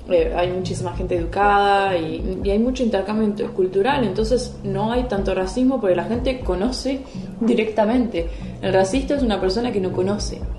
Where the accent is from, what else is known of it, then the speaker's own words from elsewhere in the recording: Uruguay; la gente me decía, ah, sos latina, y yo no, soy uruguaya. Para mí latino era la parte norte de América del Sur y América Central.